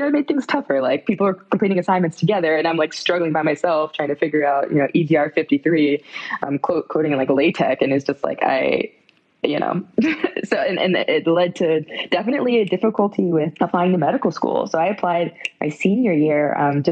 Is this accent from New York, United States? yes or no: no; West Palm Beach, Florida, United States; I grew up in South Florida, West Palm Beach area, which is super diverse